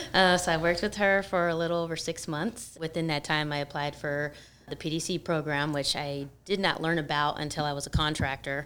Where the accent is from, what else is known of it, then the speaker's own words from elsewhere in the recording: San Francisco Bay Area, California, United States; moved away as an adult; now in San Diego, United States; I'm actually from the Bay Area.